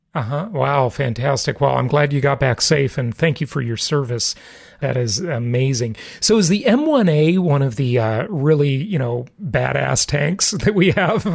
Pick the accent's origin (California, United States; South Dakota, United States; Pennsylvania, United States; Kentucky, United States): California, United States; moved away as an adult; now in Nevada, United States; California, my home state for most of my life.